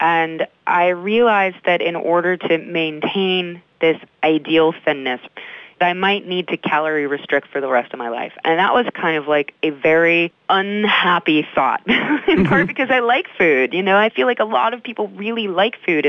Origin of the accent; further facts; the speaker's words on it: Midwest, United States; I grew up in the Midwest